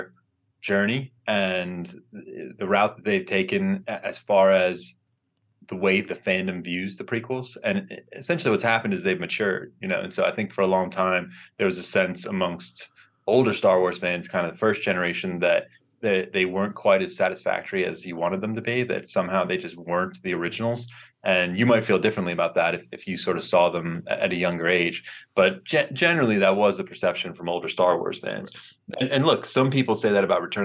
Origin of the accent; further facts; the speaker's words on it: Maryland, United States; moved away as an adult; now in Los Angeles, United States; I grew up in Maryland, went to college in Maryland